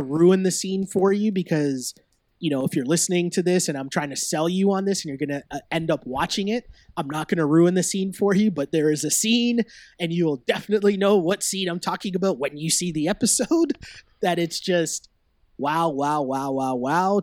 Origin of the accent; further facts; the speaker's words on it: Toronto, Ontario, Canada; born and raised in Toronto